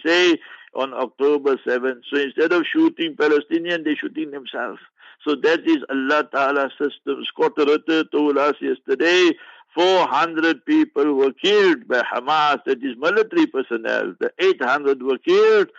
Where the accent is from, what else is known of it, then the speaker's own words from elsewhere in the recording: South Africa; I'm a South African